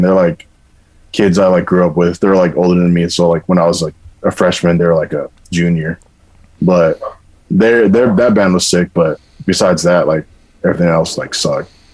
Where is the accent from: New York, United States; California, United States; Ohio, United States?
California, United States; Inland Empire; also born or lived in Orange County, California; right before I went to middle school, I graduated like elementary, and I moved to Inland Empire and from Orange County.